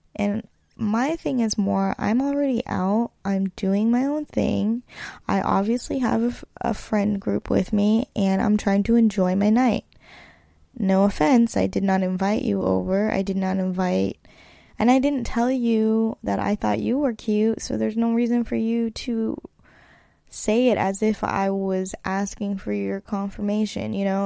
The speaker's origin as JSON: {"language": "English", "area": "East Bay", "region": "California", "country": "United States", "also_born_or_lived": "Los Angeles", "moved": "as an adult", "said": "I hail from the East Bay, California, in the Bay Area"}